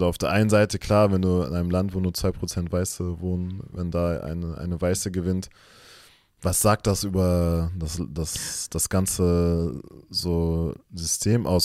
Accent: Germany; wir sind auch zum Beispiel in Deutschland aufgewachsen, geboren

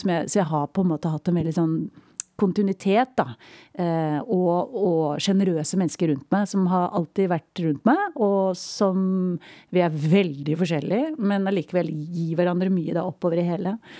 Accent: Ramnes, Vestfold, Norway; Når jeg vokste opp, et veldig lite sted som heter Ramnes. En lita bygd eh, inn i landet for Tønsberg.

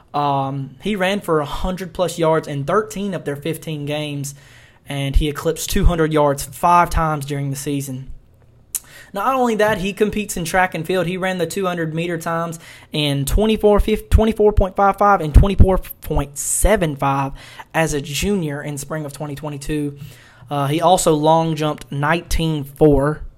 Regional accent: Mississippi, United States; I'm from Mississippi

